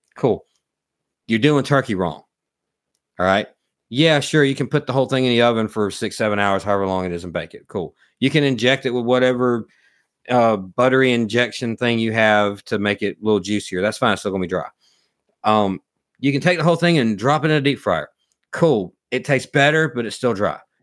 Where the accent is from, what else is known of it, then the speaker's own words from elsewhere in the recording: South Alabama, United States; we're from South Alabama